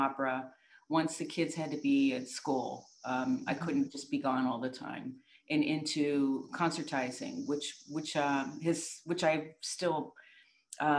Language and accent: English; New York, United States; I'm from New York State, and we had terrific music ed